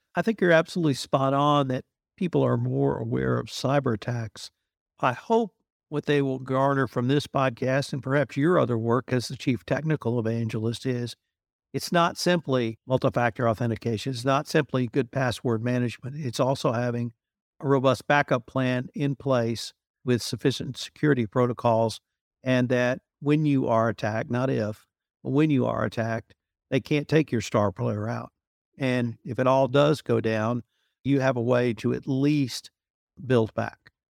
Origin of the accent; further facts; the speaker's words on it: United States; me as an American